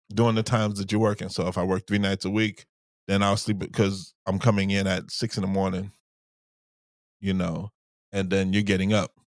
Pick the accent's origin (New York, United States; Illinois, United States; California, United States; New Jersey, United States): New York, United States; when I was growing up in New York